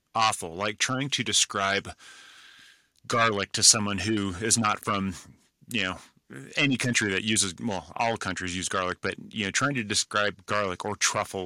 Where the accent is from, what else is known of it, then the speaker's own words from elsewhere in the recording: California, United States; I grew up in California, so the influence of Mexico is prominent in my life